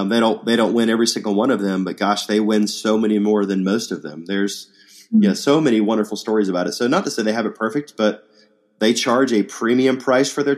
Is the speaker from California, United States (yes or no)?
no; Atlanta, Georgia, United States; growing up in Atlanta